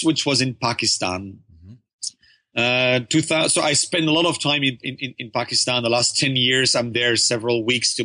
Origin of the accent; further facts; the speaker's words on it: Antwerp, Flanders, Belgium; also born or lived in Saudi Arabia / Leuven, Belgium / Norway; I was born in Belgium, but soon after, my parents and myself, we moved to Saudi Arabia, mm-hmm. where I spent a couple of years. We returned to Belgium when I was 8. And then I grew up in Antwerp